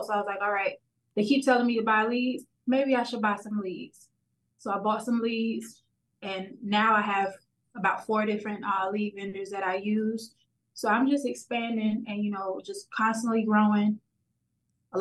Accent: Miami, Florida, United States; born and raised in Miami, Florida, still here

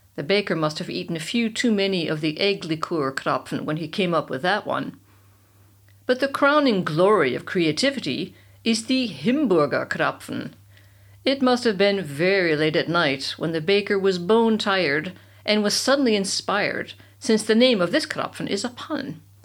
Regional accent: United States; moved away as an adult; now in Bavaria, Germany; I'm from America, the land of marketing

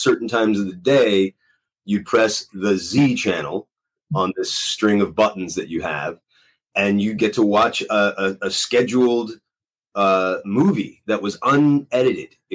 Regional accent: Los Angeles, California, United States; I'm from Los Angeles

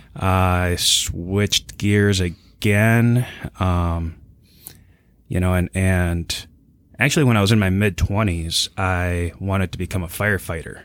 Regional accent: New Hope, Minnesota, United States; I grew up in New Hope. Uh, it was right on the border of Plymouth.

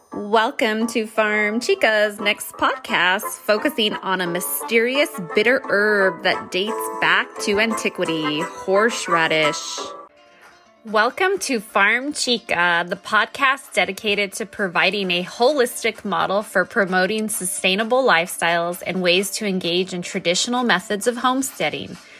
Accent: New Mexico, United States; I'm from New Mexico

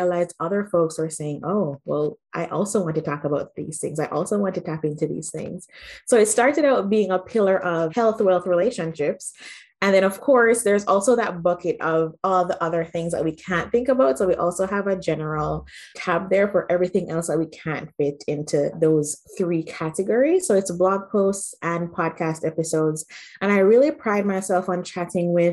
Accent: Jamaica; moved away as an adult; also born or lived in Manitoba, Canada; now in Canada; I grew up in Jamaica, had a great life

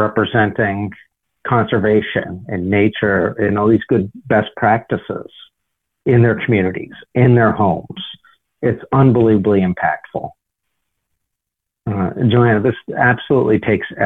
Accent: Cape Cod, Massachusetts, United States; I grew up on Cape Cod.

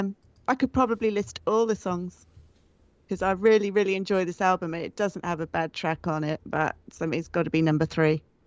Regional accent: England, United Kingdom; I'm from England

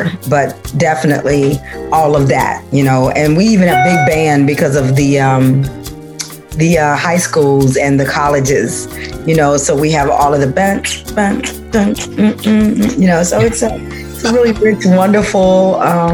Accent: Monroe, Louisiana, United States; now in Chicago, United States; I came from Louisiana

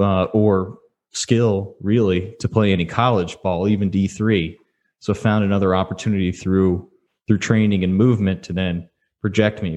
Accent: Houston, Texas, United States; I grew up in Houston area

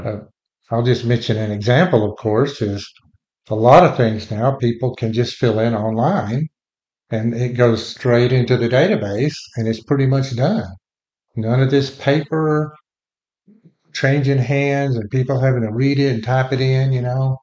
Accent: Texas, United States; also born or lived in Lubbock, Texas / Fort Worth, Texas; we both grew up in Texas

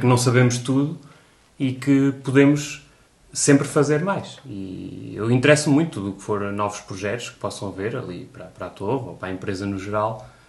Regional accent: Coimbra, Centro, Portugal; also born or lived in Porto; eu sou de Coimbra

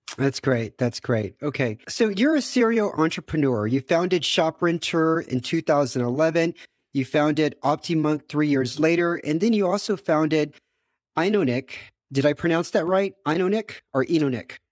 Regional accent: United States; now in Romania; I'm also an American expat living in Romania.

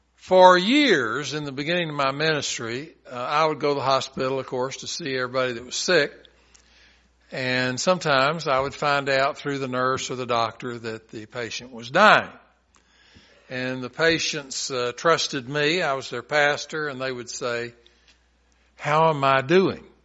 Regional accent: Chattanooga, Tennessee, United States; I'm from Chattanooga

